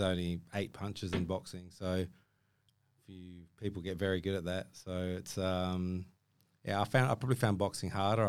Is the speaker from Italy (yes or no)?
no; Ballarat, Victoria, Australia; moved away; I grew up in Australia